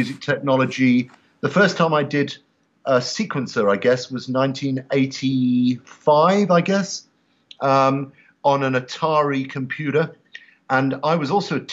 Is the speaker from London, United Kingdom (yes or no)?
yes; London, United Kingdom; moved away as an adult; also born or lived in Oxford, England / Cambridge, England; now in United States; I was born in London and was at Oxford University.